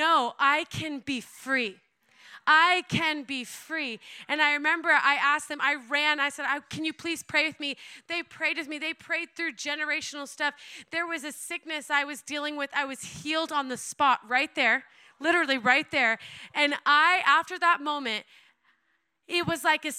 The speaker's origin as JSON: {"language": "English", "region": "Oklahoma", "country": "United States", "tie": "born or raised there", "said": "I was born and raised in Oklahoma"}